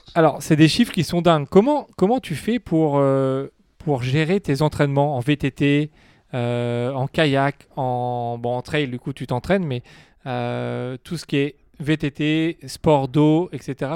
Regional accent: France; chez nous en France

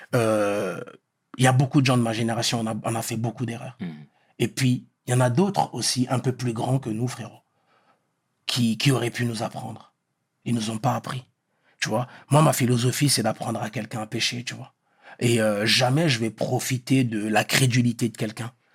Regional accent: Meaux, Île-de-France, France; French is a second language; also born or lived in Pointe-Noire, Republic of the Congo; Moi, je suis de Meaux

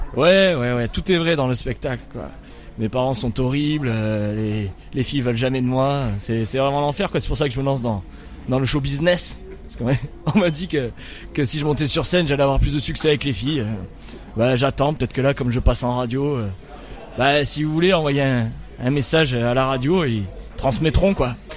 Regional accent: Nîmes, Occitania, France; je suis de Nîmes, j'ai grandi à Nîmes, je suis euh, du Gard

